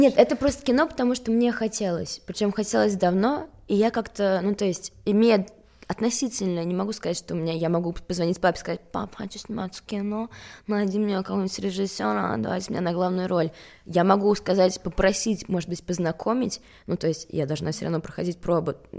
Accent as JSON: {"language": "Russian", "town": "Stockholm", "region": "Stockholm County", "country": "Sweden", "tie": "born or raised there", "also_born_or_lived": "Russia / Paris, France", "moved": "as an adult", "lives_now": "Moscow, Russia", "said": "я родилась в Стокгольме. Угу. И я училась в России четыре начальных класса, и потом мы переехали обратно с мамой и сестрой"}